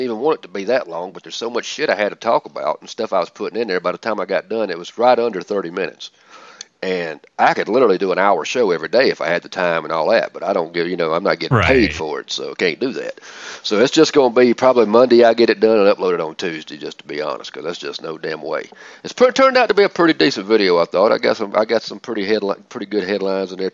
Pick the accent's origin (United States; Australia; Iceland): United States; the South; I'm from the South